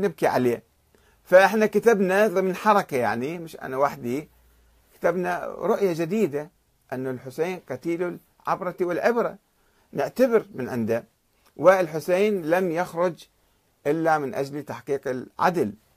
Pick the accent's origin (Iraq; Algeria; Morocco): Iraq; Karbala, Karbala Governorate; أنا ابن كربلاء